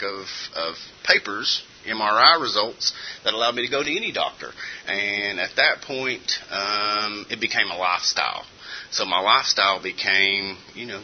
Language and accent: English; Eastern Kentucky, United States; I'm originally from Eastern Kentucky, grew up in a wonderful Christian home